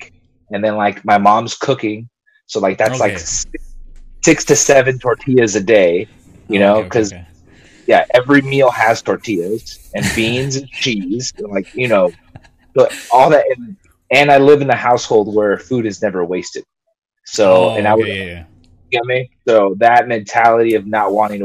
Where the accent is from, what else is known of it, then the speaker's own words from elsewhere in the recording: Long Beach, California, United States; first language Spanish; English is a second language; I live, born and raised in Long Beach, California